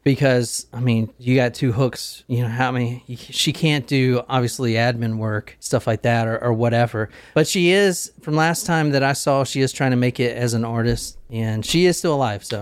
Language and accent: English; Gilbert, South Carolina, United States; Growing up in Gilbert, South Carolina, I knew a lot of hunters